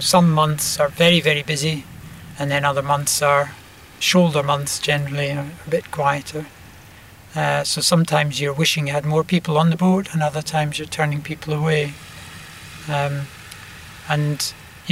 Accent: Glasgow, Scotland, United Kingdom; I grew up in Glasgow

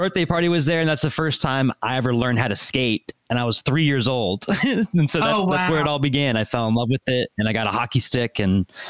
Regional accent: Lewisville, Texas, United States; also born or lived in Denton, Texas; I grew up in Louisville, and I've lived here my entire life. Never been away. I went to North Texas. I lived in Denton. That's where I'm at right now

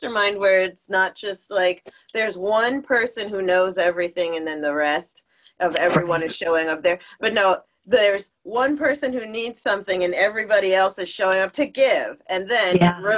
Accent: New Jersey, United States; I'm from Jersey

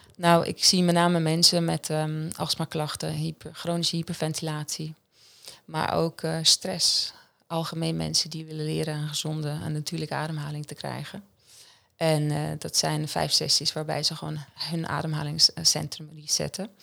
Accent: Central Switzerland, Switzerland; Dutch is a second language; moved away as an adult; now in Netherlands; ik kom uit Centraal Zwitserland. het is dus het hartje van Zwitserland

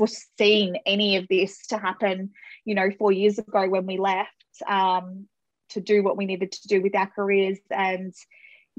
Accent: the Whitsundays, Queensland, Australia; moved away as an adult; now in Melbourne, Australia; So I grew up in the Whitsundays. So I lived there for just under 26 years or something like

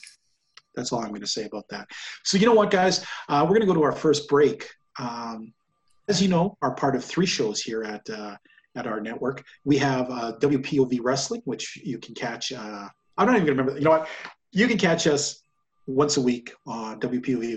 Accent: Canada; I noticed that as a Canadian

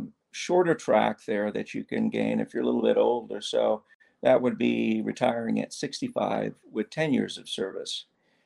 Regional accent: East Coast, United States; also born or lived in the South (US); now in Hawaii, United States; I grew up on the East Coast, spent a lot of time down South

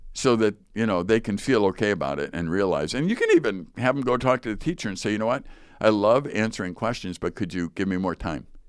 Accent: Chicago, Illinois, United States; I grew up in Chicago, Chicago Public School

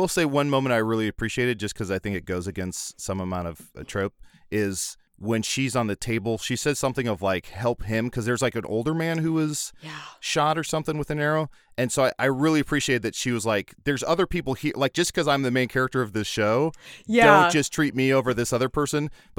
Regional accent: Milwaukee, Wisconsin, United States; I'm from Milwaukee. Wisconsin? I'm from Wisconsin.

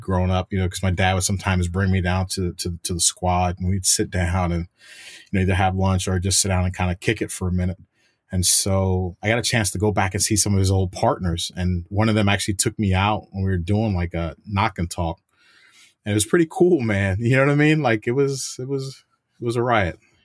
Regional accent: New York City, New York, United States; moved away as an adult; I'm a New Yorker, and I had family that w, that was in law enforcement, 'cause, you know, my dad was in N Y P D.

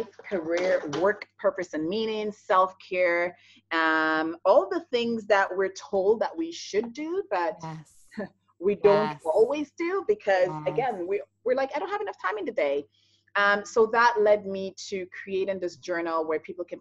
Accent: St. Lucia; moved away as an adult; now in Toronto, Canada; I'm born and raised in the Caribbean, in St. Lucia

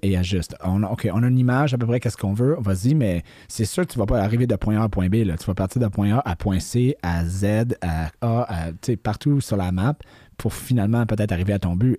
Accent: Quebec, Canada; je suis québécois, j'habite ici toute ma vie

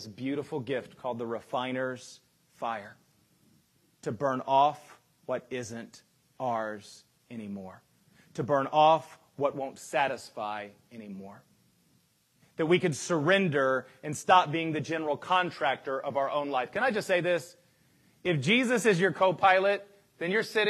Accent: United States; we as American Christians

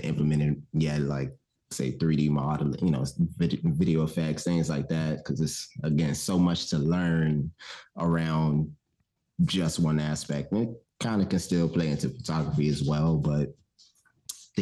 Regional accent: Richmond, Virginia, United States; now in Atlanta, United States; I am based out of Atlanta now. I'm from Richmond, Virginia.

